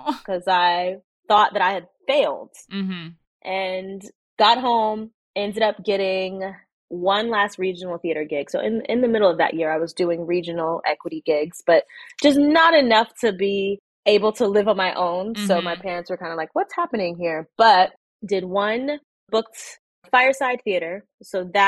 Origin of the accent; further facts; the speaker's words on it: Newport News, Virginia, United States; I grew up in Newport News, Virginia